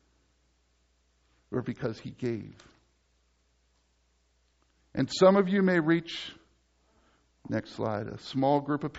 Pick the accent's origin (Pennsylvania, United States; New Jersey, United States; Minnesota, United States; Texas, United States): Pennsylvania, United States; Dover; moved away; I come from Dover, Pennsylvania